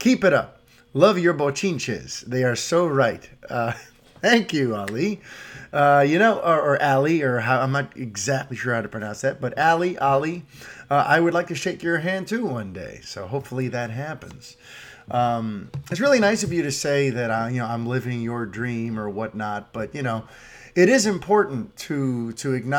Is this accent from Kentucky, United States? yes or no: no; New York City, New York, United States; As a New Yorker, we tend to just kind of have tunnel vision. Yeah, I grew up in an apartment building